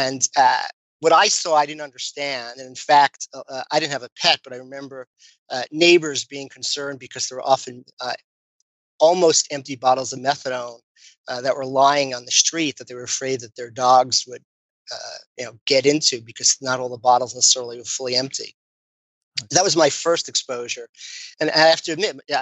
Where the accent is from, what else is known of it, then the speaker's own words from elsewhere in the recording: New York City, New York, United States; moved away; I'm from Brooklyn, New York